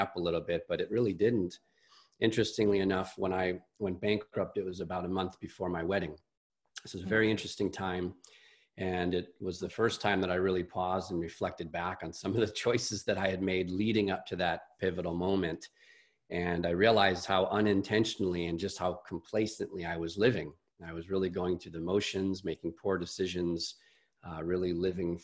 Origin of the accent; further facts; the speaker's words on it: Chicago, Illinois, United States; I'm a Midwesterner. I'm from Chicago